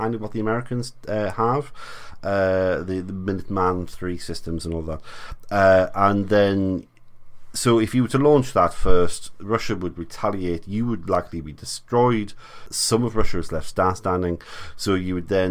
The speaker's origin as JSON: {"language": "English", "country": "United Kingdom", "said": "we're British"}